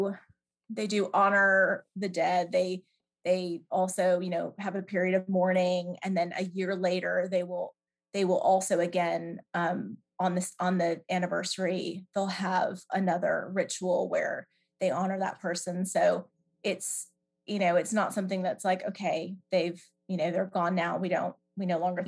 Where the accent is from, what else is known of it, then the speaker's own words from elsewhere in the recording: Atlanta, Georgia, United States; moved away as an adult; also born or lived in Toronto, Canada; now in England, United Kingdom; And then in the States, I grew up in Atlanta